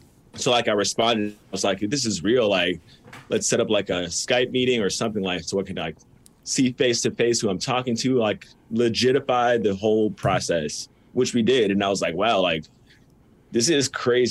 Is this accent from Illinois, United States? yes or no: yes; Melrose Park, Illinois, United States; now in Naperville, United States; I was born in Melrose Park.